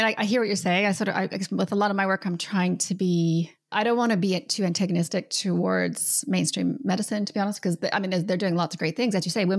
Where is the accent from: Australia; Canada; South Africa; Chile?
Canada; now in New Zealand; I'm Canadian.